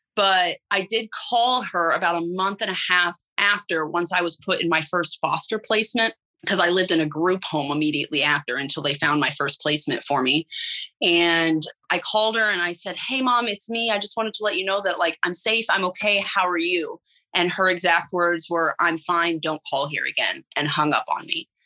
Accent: Illinois, United States; I was raised in Illinois

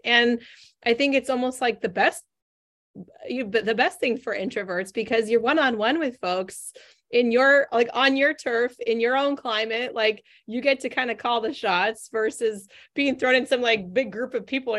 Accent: Northern California, United States; now in Boston, United States; I grew up in Northern California, moved three thousand miles away to Boston, Massachusetts

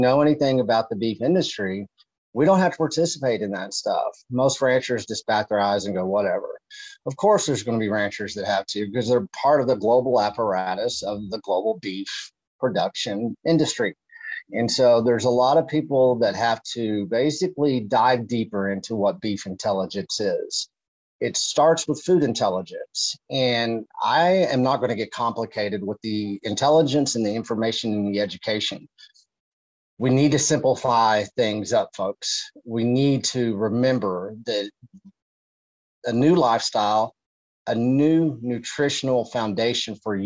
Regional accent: Texas, United States; I'm from Texas

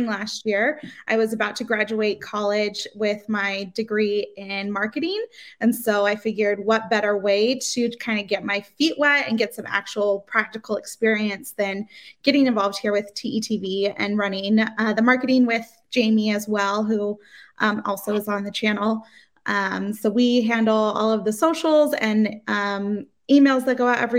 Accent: near Anaheim, California, United States; 45 minutes away from the Disneyland Resort

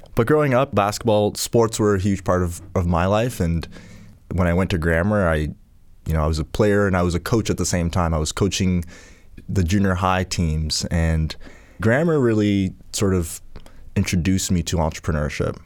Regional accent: Port Hawkesbury, Nova Scotia, Canada; also born or lived in Ghana; Port Hawkesbury is where, where we landed and grew up

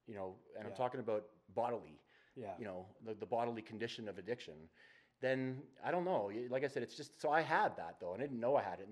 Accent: Strathmore, Alberta, Canada; also born or lived in Calgary; moved to Calgary when I was 17, out of a small town I grew up in Strathmore

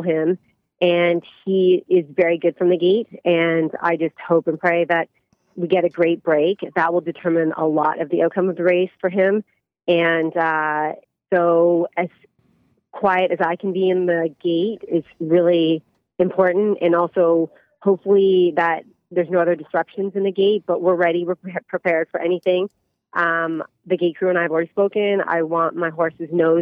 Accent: Canada; moved away as an adult; now in United States; I'm very proud to be Canadian and also American, both.

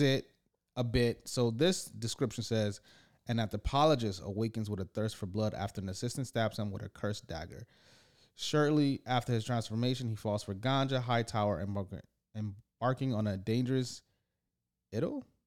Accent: East Side, Michigan, United States; I grew up in the East Side

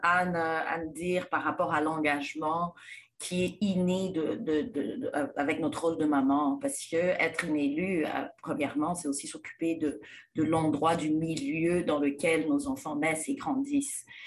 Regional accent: DR Congo; moved away; je suis née et grandie en République démocratique du Congo

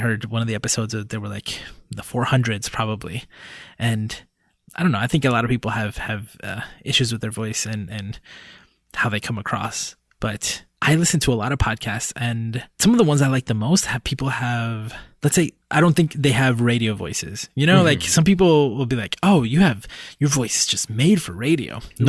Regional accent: Puerto Rico; born there; does it matter to someone that I'm Hispanic, that I was born in Puerto Rico?

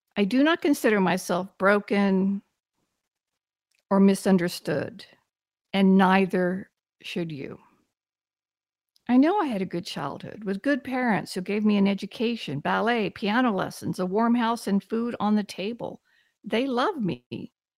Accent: Texas, United States; I'm from Texas, and I, I really had wonderful parents

